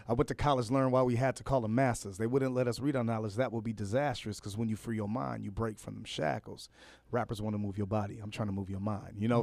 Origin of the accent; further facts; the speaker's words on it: Los Angeles, California, United States; also born or lived in Fresno; I grew up in, uh, Los Angeles, born in Fresno.